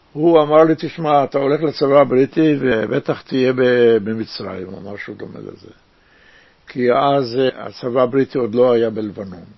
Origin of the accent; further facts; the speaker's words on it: Tel Aviv, Tel Aviv District, Israel; also born or lived in Jerusalem (Old City); now in Rishon LeZion, Israel; נולדתי בירושלים, בעיר העתיקה, גדלתי בנווה צדק